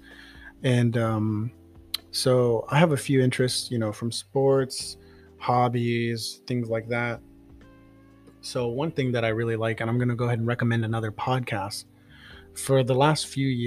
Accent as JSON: {"language": "English", "town": "San Antonio", "region": "Texas", "country": "United States", "moved": "as an adult", "lives_now": "Houston, United States", "said": "Originally, I'm from San Antonio"}